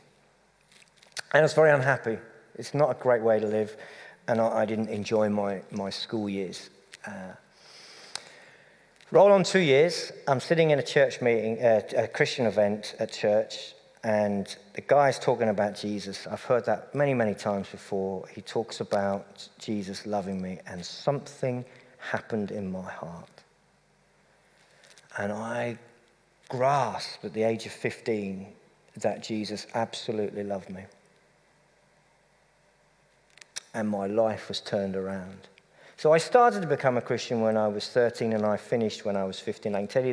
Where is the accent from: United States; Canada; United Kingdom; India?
United Kingdom; Cambridge, East of England; moved away; I come from Cambridge, the home of appalling football